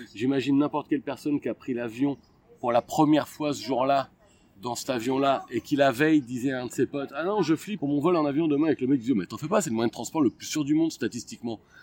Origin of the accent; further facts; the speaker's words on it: Abbeville, Hauts-de-France, France; je suis né à Abbeville dans la Somme